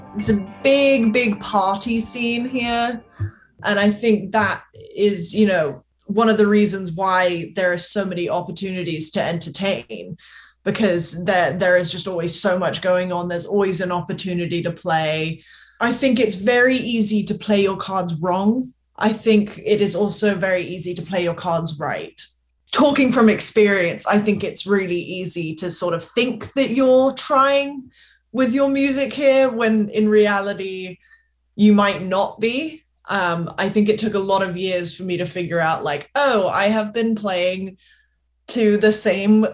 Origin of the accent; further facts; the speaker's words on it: Gloucestershire, South West England, United Kingdom; accent: strange accent; now in Nashville, United States; My mom is from West Tennessee, so me and all my siblings were born in the US, but we grew up primarily in the UK, Gloucestershire, England